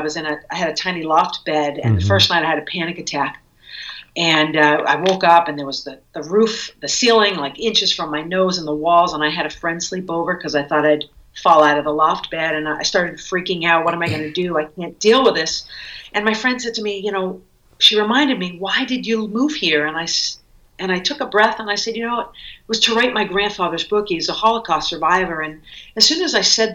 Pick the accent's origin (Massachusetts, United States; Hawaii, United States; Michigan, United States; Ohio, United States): Massachusetts, United States; Cape Cod; moved away as an adult; also born or lived in New York City; I grew up on Cape Cod